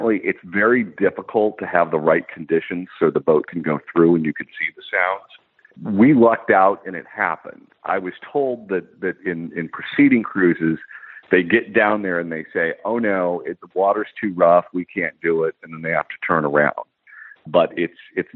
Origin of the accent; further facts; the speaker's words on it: California, United States; as a Californian